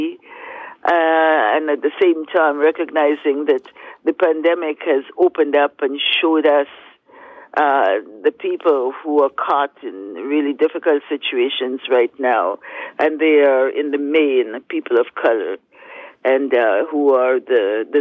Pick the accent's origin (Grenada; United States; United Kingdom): Grenada; St. George's, Saint George; now in Toronto, Canada; we're growing up in Happy Hill, St. George's, Grenada